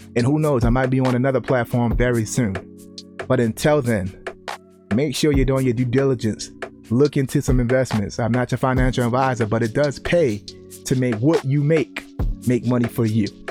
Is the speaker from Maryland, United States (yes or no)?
yes; Baltimore, Maryland, United States; growing up in the inner cities. I'm from Baltimore